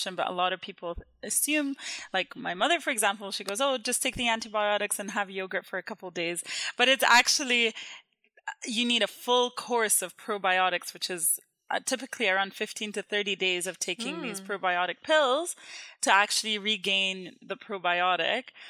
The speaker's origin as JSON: {"language": "English", "country": "Jordan", "tie": "born or raised there", "moved": "yes", "said": "I grew up in Jordan"}